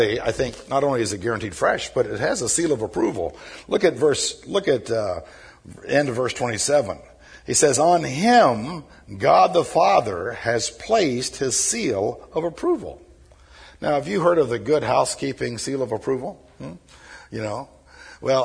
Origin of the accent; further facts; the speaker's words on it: Birmingham, Alabama, United States; I was raised down here on Southside in Birmingham when I was a little urchin